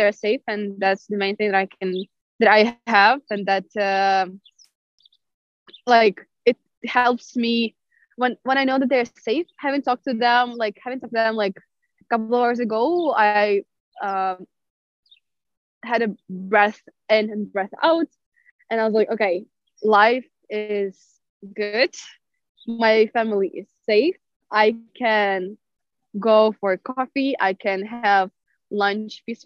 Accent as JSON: {"language": "English", "country": "Ukraine", "moved": "yes", "lives_now": "Ljubljana, Slovenia", "said": "I'm from Ukraine."}